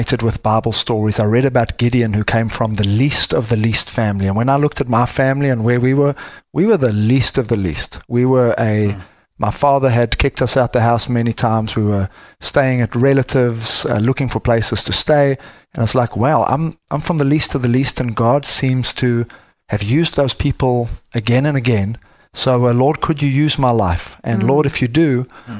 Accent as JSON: {"language": "English", "country": "South Africa", "moved": "yes", "lives_now": "Texas, United States", "said": "I am from the deep south, as you can hear. I am from South Africa"}